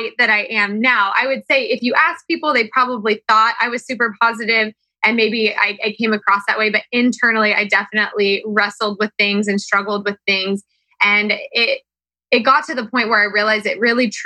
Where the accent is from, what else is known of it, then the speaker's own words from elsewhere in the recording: Kansas, United States; growing up in Kansas was the best thing that could have ever happened to me